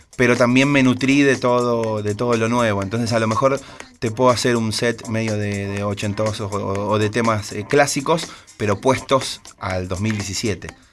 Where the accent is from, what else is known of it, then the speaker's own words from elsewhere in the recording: San Martín, Buenos Aires Province, Argentina; iba a mi radio de barrio, yo soy de San Martín, iba a FM